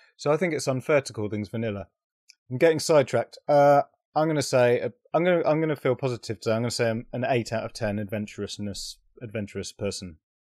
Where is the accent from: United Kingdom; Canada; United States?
United Kingdom; being British